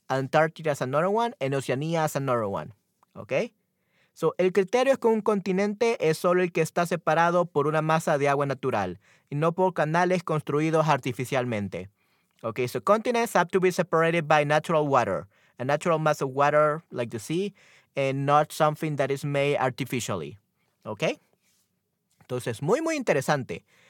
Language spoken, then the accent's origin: Spanish; El Salvador; yo soy de América, especial, específicamente de Centroamérica, en El Salvador.